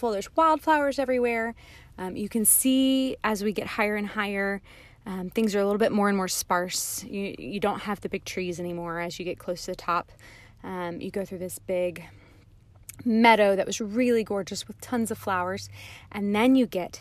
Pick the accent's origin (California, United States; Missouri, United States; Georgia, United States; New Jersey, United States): Georgia, United States; we're from Georgia